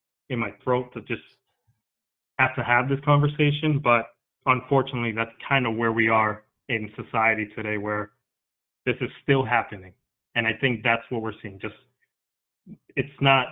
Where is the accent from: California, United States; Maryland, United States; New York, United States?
New York, United States; my parents are Dominican. I'm Dominican, but I was born in New York